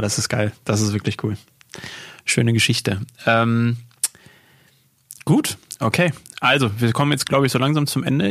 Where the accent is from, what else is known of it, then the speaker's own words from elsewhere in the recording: Unna, North Rhine-Westphalia, Germany; das Stadtfest in Unna aus meiner Heimatstadt